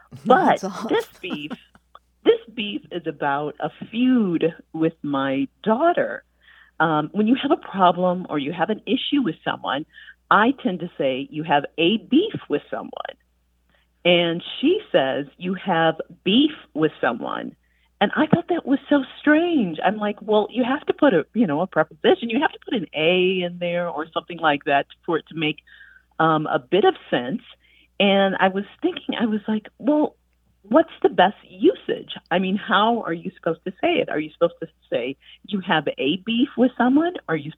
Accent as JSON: {"language": "English", "region": "Wisconsin", "country": "United States", "tie": "born or raised there", "moved": "yes", "lives_now": "Massachusetts, United States", "said": "I grew up in Wisconsin. We live in Massachusetts."}